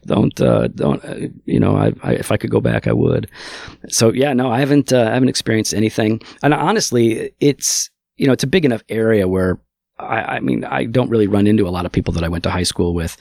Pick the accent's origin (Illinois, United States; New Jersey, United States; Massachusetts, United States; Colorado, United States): Illinois, United States; Geneva; also born or lived in St. Charles, Illinois; I grew up in Geneva, which is one town south